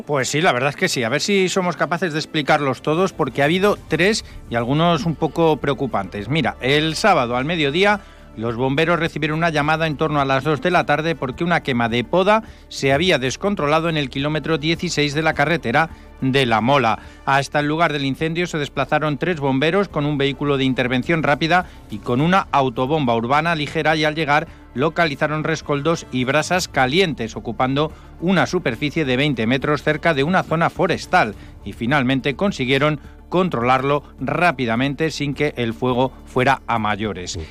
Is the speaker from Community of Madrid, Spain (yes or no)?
yes; Madrid, Community of Madrid, Spain; now in Ibiza, Spain; yo soy de Madrid